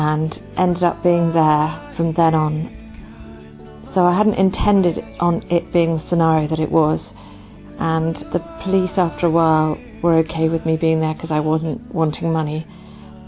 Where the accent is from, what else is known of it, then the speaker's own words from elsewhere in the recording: United Kingdom; I'm one of the Totus2us team, and I'm from Britain